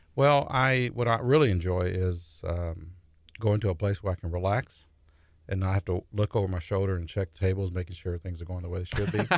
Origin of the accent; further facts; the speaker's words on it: La Porte, Texas, United States; I grew up in LaPorte